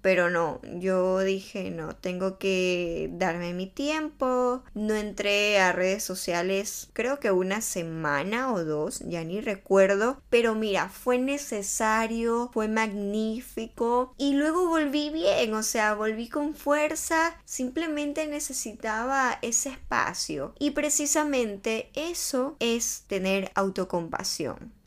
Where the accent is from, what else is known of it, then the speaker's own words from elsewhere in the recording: Ecuador; now in Barcelona, Spain; yo vivo en España hace algún tiempo, soy de Ecuador y bueno, volví a mi país de vacaciones después de tres años.